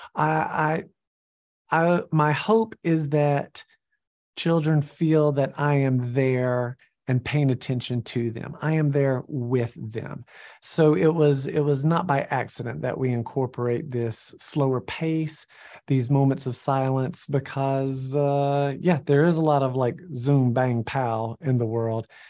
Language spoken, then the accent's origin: English; Georgia, United States; I'm from Georgia